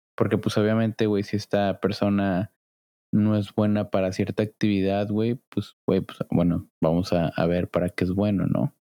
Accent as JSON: {"language": "Spanish", "town": "Cancún", "region": "Quintana Roo", "country": "Mexico", "said": "yo soy de Cancún"}